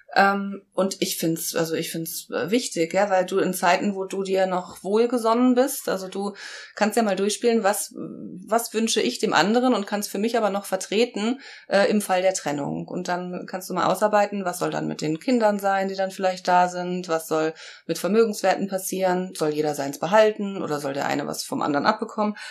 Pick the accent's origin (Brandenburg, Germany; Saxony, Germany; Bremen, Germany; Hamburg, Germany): Brandenburg, Germany; now in Heidelberg, Germany; bin zwar kein Berliner Gewächs, aber ich bin in Brandenburg geboren